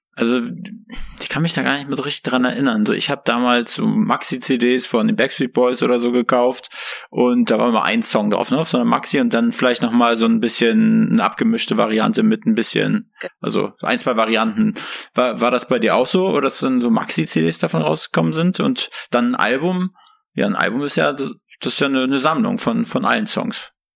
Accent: near Schwerin, Mecklenburg-Vorpommern, Germany; now in Berlin, Germany; Wir sind aus MacPom, aus der Nähe von Schwerin

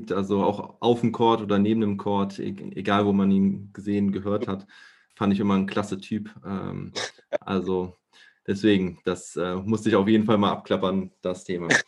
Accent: Germany; Äh, freut äh, uns natürlich als Deutsche natürlich auch sehr.

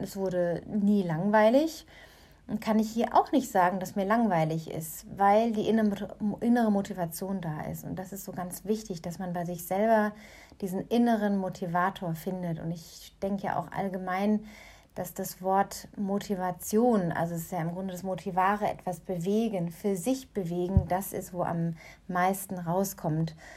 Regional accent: Germany; moved away as an adult; now in North Africa; meine Heimat aus der Ferne hier aus Nordafrika

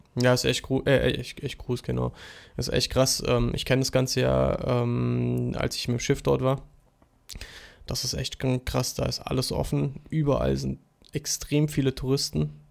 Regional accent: Germany; als Deutscher

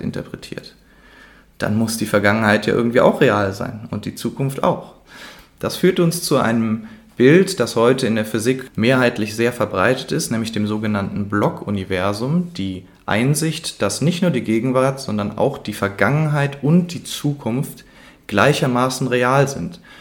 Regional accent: Cologne, North Rhine-Westphalia, Germany; für mich als Kölner

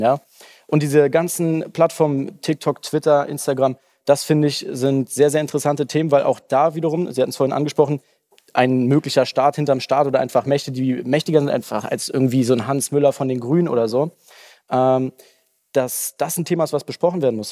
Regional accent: Germany; bei uns in Deutschland

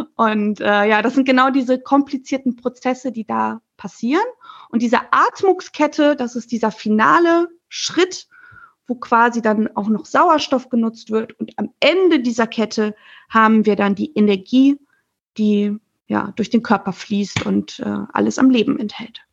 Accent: Germany; als Deutsche

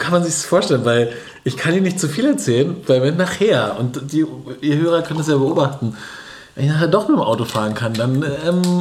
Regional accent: Berlin, Germany; und als dann klar war, nee, aber wir kommen aus Berlin, haben die sofort gekuscht und überall, wo Berlin war, war dieses, oh krass, Berliner und so.

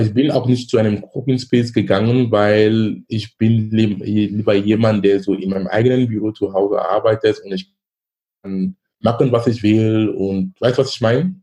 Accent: Cameroon; moved away as an adult; now in Germany; Ich komme gebürtig aus Kamerun. Ich lebe in Deutschland seit fast 20 Jahren.

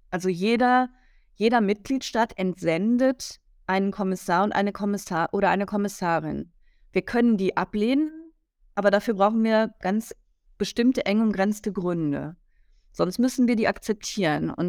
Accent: Rhineland-Palatinate, Germany; da war eine, eine grüne Ministerin aus meinem Heimatland Rheinland-Pfalz ähm, mit mir auf dem Podium

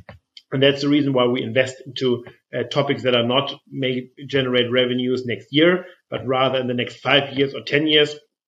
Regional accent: Flensburg, Schleswig-Holstein, Germany; I come from Flensburg, northern Germany. Flensburger Pilsner is something that I grew up with.

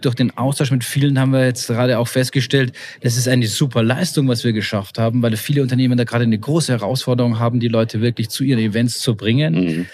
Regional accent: Bavaria, Germany; ich als Bayer

